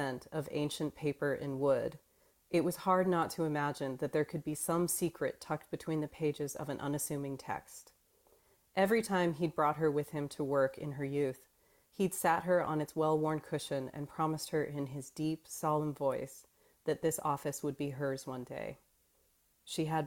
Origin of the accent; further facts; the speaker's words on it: Phoenix, Arizona, United States; I grew up in Phoenix, Arizona